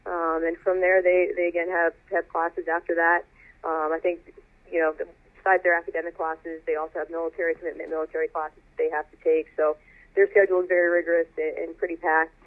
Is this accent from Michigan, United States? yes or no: no; Northern Virginia, United States; moved away; I grew up in the Northern Virginia area, uh, about 20 miles outside of D.C.